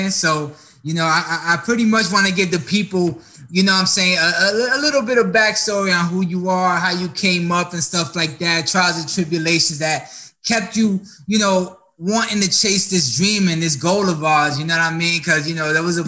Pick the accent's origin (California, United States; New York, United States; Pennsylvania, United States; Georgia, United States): New York, United States; moved away; I'm originally from New York